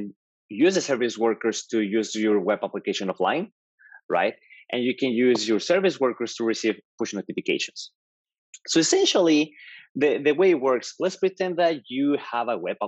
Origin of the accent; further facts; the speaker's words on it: Mexico; English is a second language; moved away as an adult; also born or lived in Georgia, United States / Florida, United States; now in New York, United States; I'm actually Mexican. As you can tell, okay. I have an accent. So I'm from Mexico. I moved to the US 10 years ago